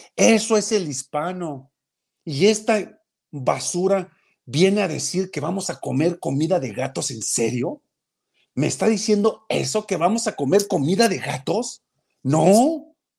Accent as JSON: {"language": "Spanish", "country": "Mexico", "said": "porque yo tengo dignidad como mexicano"}